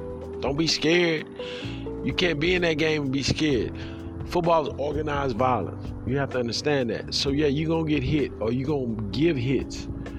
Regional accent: Houston, Texas, United States; I am from Houston, Texas.

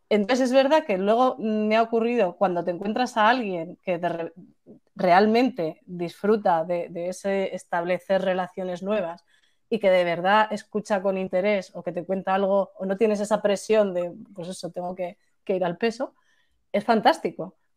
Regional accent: Spain; cuando somos españoles o incluso mediterráneos

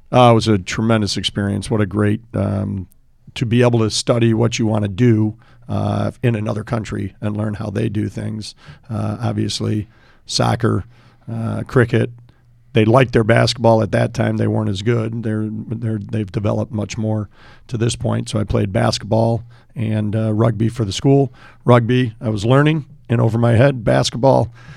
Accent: Park Ridge, Illinois, United States; growing up in Park Ridge, uh, youngest of seven

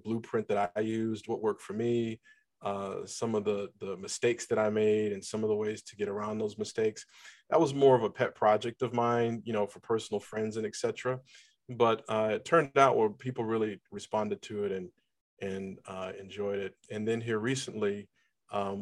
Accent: Cleveland, Ohio, United States; moved away as an adult; now in Atlanta, United States; I'm originally from Cleveland, Ohio. I live in Atlanta, Georgia.

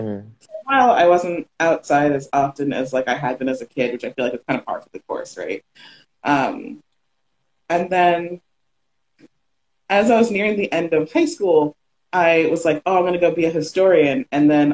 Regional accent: Sarasota, Florida, United States; also born or lived in Miami; So I'm a Florida native. First, I was born in Miami, raised in Sarasota.

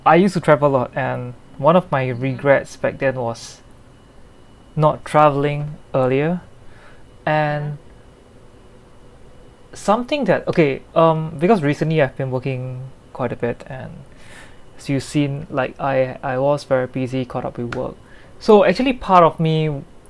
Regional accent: Singapore; I'm from Singapore

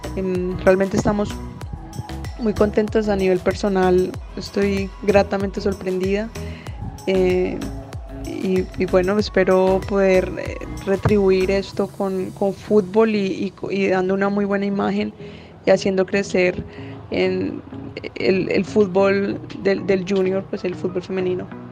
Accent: Bogotá, Colombia; also born or lived in Villanueva; pues yo nací en Villanueva, pero me crié en, en Bogotá.

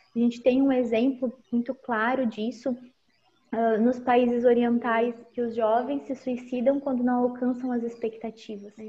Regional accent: Pelotas, Rio Grande do Sul, Brazil; also born or lived in Erechim; Agora eu estou em Pelotas, que é a minha cidade natal

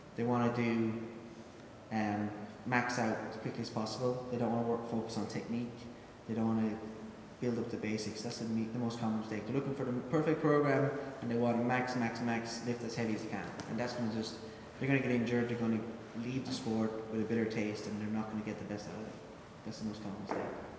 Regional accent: Ireland; moved away as an adult; also born or lived in United Kingdom; I was from Ireland

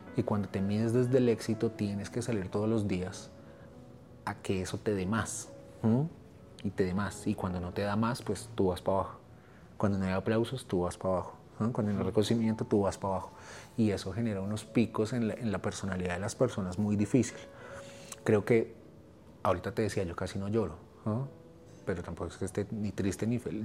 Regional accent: Colombia

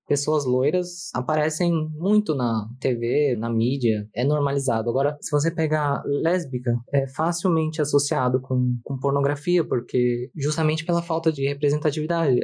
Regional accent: São Paulo, Brazil; eu sou de São Paulo, capital

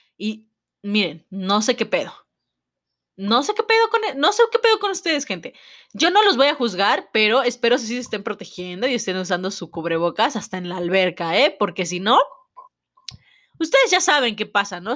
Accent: Mexico

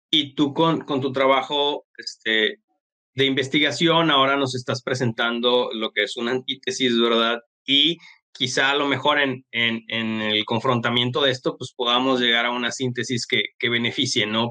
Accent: Mexico; como mexicanos

